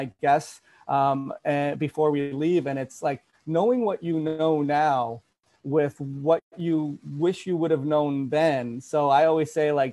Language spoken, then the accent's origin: English; Toronto, Ontario, Canada; moved away; I'm from Toronto. Yeah. I'm originally from Canada